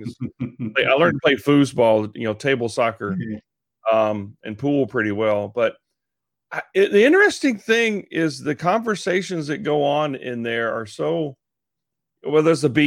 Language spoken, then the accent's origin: English; Texas, United States; I'm from Texas